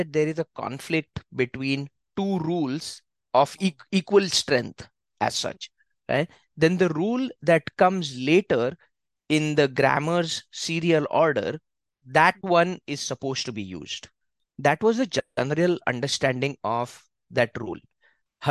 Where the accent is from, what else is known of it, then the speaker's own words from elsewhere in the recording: India; we're like, oh, India.